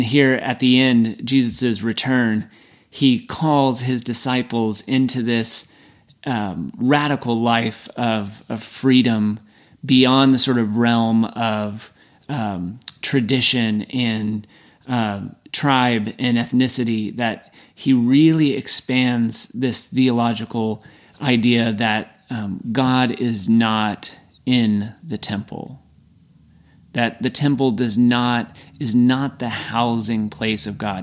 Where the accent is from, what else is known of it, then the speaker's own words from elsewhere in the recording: Texas, United States; I'm from Texas